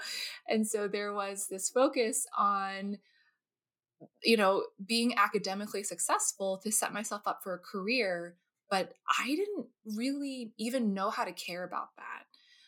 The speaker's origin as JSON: {"language": "English", "region": "New Jersey", "country": "United States", "tie": "born or raised there", "also_born_or_lived": "California", "said": "So I'm originally from, I was born in California, actually, the Bay Area, but I moved to New Jersey when I was two. So I grew up in New Jersey, East Coast native."}